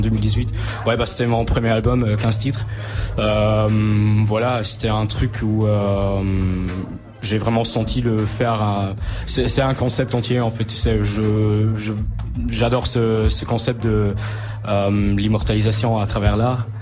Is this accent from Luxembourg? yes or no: yes; Luxembourg; j'ai 19 ans, je suis du Luxembourg